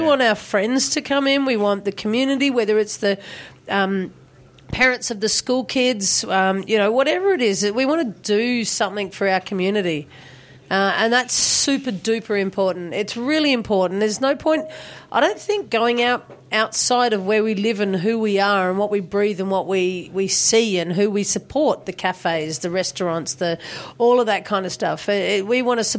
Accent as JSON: {"language": "English", "country": "Australia", "said": "us as Australian consumers"}